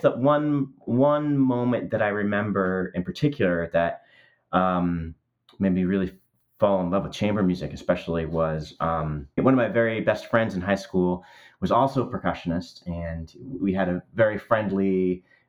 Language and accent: English; New Jersey, United States; I grew up on the East Coast in the United States in New Jersey